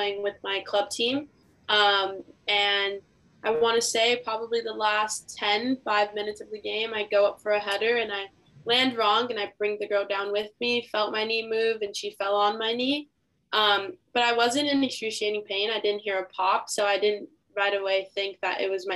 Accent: Inglewood, California, United States; I'm from LA, California

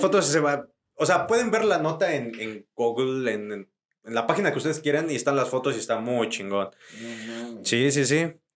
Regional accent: Tlaxcala, Mexico; yo soy de allá, soy de Tlaxcala

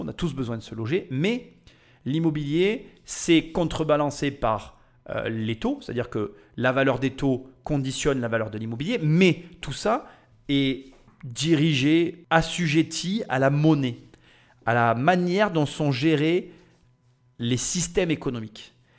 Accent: France; on est des Français

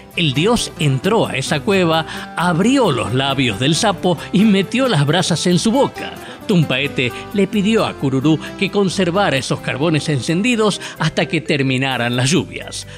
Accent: Salta, Argentina

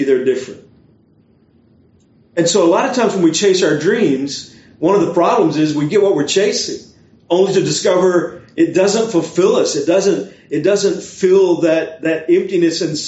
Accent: Beaumont, Texas, United States; moved away as an adult; also born or lived in North Carolina; now in Orlando, United States; a church in the area where I grew up in Beaumont, Texas

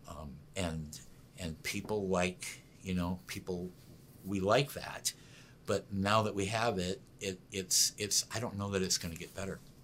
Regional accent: United States; I'm an American

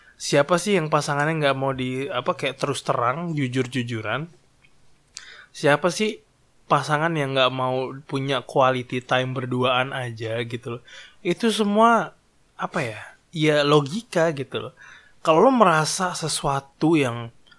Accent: Java, Indonesia; gue itu adalah orang Jawa

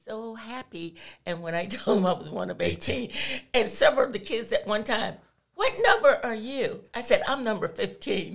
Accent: Greenwood, South Carolina, United States; moved away as an adult; also born or lived in Pennsylvania / New York / Massachusetts; now in Hilton Head, United States; I grew up in South Carolina

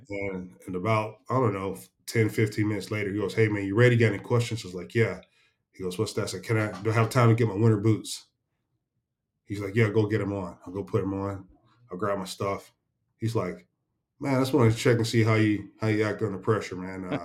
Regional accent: Chattanooga, Tennessee, United States; also born or lived in Jasper, Tennessee; my background from Chattanooga, Tennessee

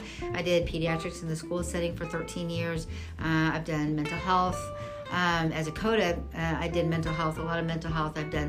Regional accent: Kansas, United States; moved away as an adult; also born or lived in Dallas area, Texas; I'm from Kansas

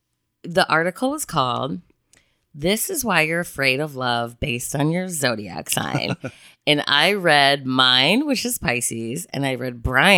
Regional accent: Chicago, Illinois, United States; I'm also from Chicago, so it makes me a rather direct human being.

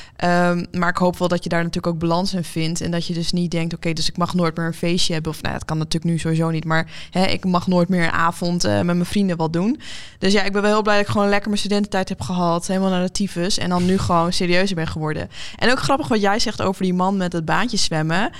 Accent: Leeuwarden, Friesland, Netherlands; now in Amsterdam, Netherlands; we hebben opgegroeid in Leeuwarden

